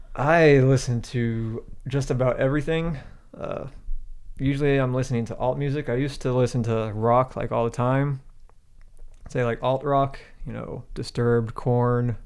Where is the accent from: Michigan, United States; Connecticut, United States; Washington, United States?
Michigan, United States; I'm from Michigan, so it's pop